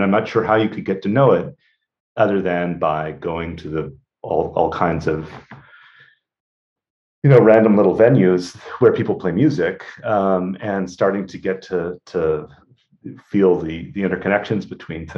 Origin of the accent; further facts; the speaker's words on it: Rhode Island, United States; moved away as an adult; also born or lived in Western Massachusetts (the Valley) / Ithaca, New York / Indiana; I'm from Rhode Island originally